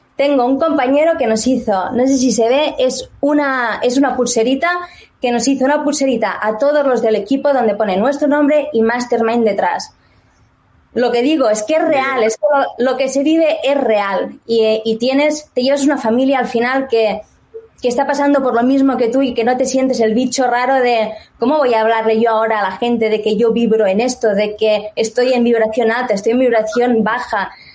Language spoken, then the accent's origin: Spanish; Barcelona, Catalonia, Spain; moved away as an adult; now in England; soy de Barcelona, pero me mudé a Inglaterra, hará pronto cinco añitos